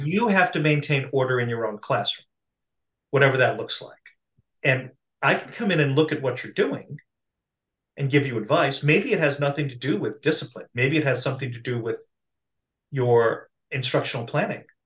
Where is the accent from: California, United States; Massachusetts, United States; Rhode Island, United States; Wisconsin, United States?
Massachusetts, United States; I'm from Massachusetts, okay? I grew up in a context where public education was mandated